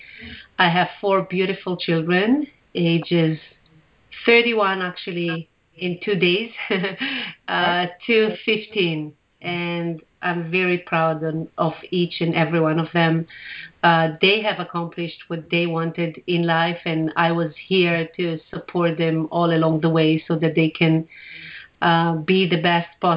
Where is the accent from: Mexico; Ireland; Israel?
Israel; English is a second language; moved away as an adult; also born or lived in Morocco; now in Toronto, Canada; I was born in Morocco and grew up in Israel